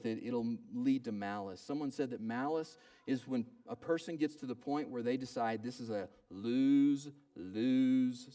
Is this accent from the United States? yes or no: yes; Oklahoma, United States; When I was growing up in Oklahoma, we had a yard.